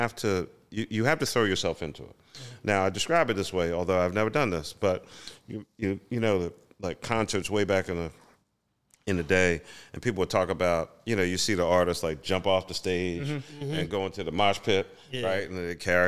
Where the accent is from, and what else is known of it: Philadelphia, Pennsylvania, United States; born or raised there